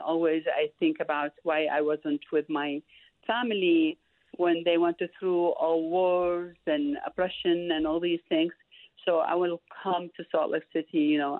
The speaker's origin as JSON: {"language": "English", "town": "Baghdad", "region": "Baghdad Governorate", "country": "Iraq", "tie": "born or raised there", "moved": "yes", "lives_now": "United States", "said": "I'm originally from Iraq, Baghdad."}